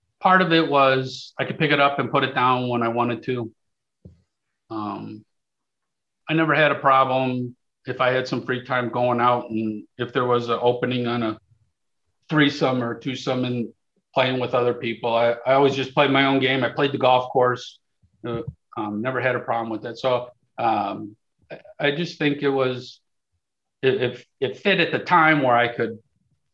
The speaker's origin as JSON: {"language": "English", "town": "Chicago", "region": "Illinois", "country": "United States", "tie": "born or raised there", "said": "I was born and raised in the Northwest suburbs of Chicago"}